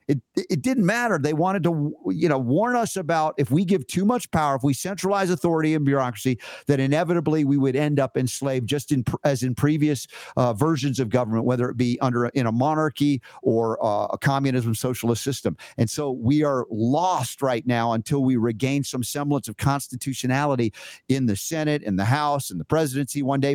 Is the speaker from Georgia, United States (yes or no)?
yes; Georgia, United States; I grew up 30 years in Georgia